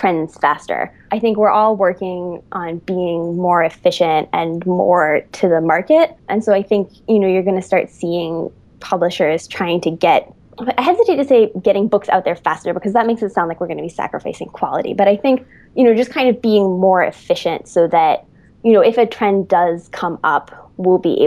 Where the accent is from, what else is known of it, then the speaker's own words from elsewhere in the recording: Massachusetts, United States; now in New York City, United States; I'm from Massachusetts, but I seem to have been, you know, New Yorkified in my time there.